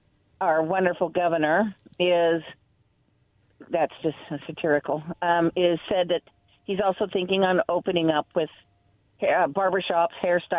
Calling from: Kennewick, Washington, United States

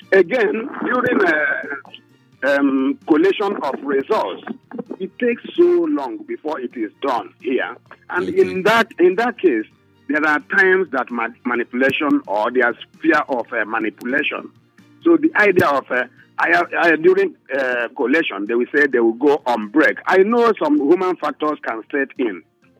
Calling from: Ijagamo, Lagos, Nigeria; I'm calling you from Ijagamo.

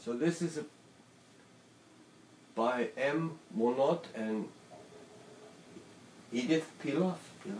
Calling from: Japan; I'm recording from Japan.

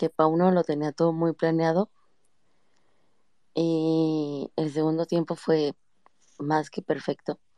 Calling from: Morelia, Michoacán, Mexico; De Morelia.

